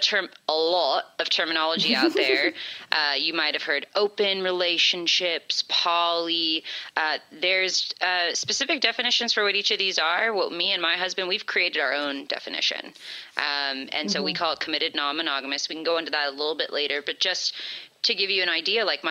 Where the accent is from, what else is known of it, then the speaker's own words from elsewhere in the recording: California, United States; Born and raised in California